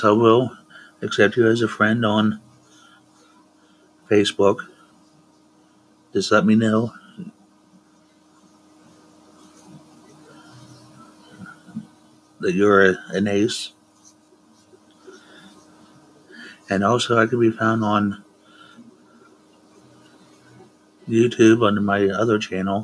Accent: Altoona, Pennsylvania, United States; I'm from Altoona, Pennsylvania

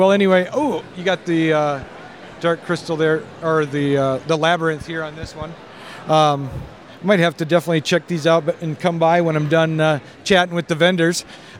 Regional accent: Minnesota, United States; from Minnesota, too. I live in Laverne.

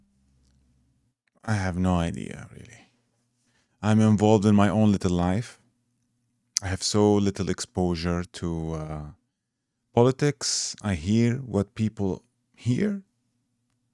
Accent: Iraq; moved away; I come originally from Iraq

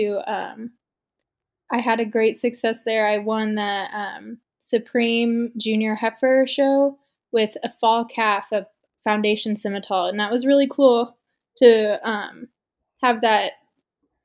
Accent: Dunlap, Iowa, United States; I'm from Dunlap, Iowa.

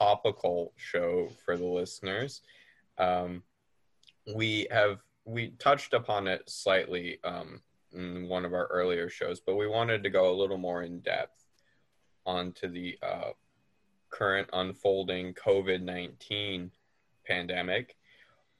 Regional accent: Fairbanks, Alaska, United States; being from Fairbanks

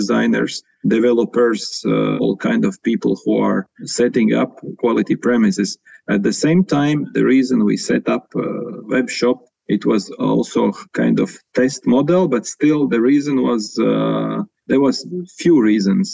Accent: Latvia; I'm from Latvia

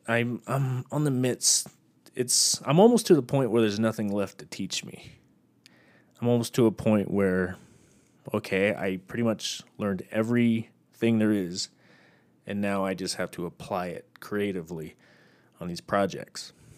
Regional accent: Texas, United States; born or raised there; moved away as an adult; now in Utah, United States

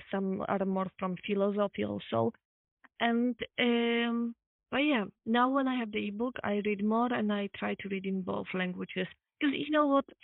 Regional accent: Poland; English is a second language; now in Amsterdam, Netherlands; I'm from Poland.

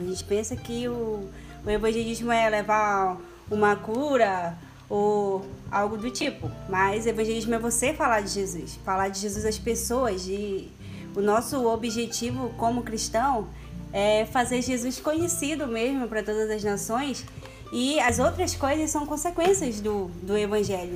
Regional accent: Amapá, Brazil; sou do estado do Amapá

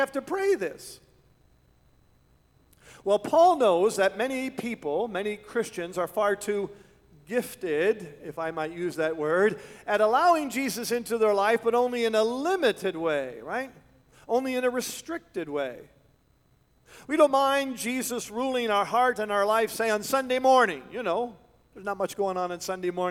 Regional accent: Canada; moved away as an adult; also born or lived in West Michigan; we're from Canada

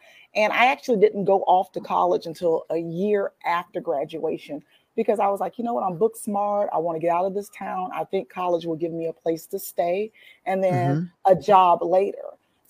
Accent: Ocala, Florida, United States; Okay, well, I was born in a small town that isn't that small anymore. I'm from Ocala, Florida. There, I was born to a teenage mother. And throughout childhood, I moved quite a bit through kinship care, moving from family member to family member.

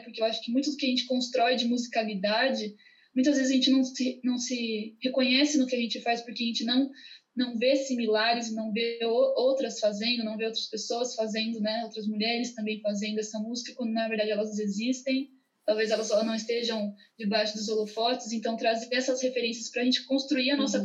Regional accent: Brazil

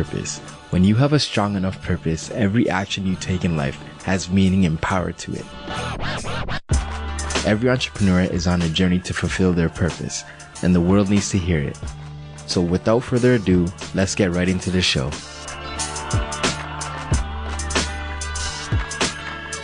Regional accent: Brampton, Ontario, Canada; also born or lived in North York; I was born in North York, but most of my life I was raised in Brampton

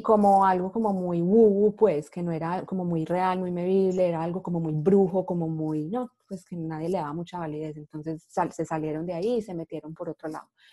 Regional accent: Medellín, Antioquia, Colombia; moved away as an adult; now in Seattle, United States; soy colombiana de Medellín, eh, vivo en Seattle, Washington, hace más o menos cinco años, en Estados Unidos vivo hace más o menos nueve ya.

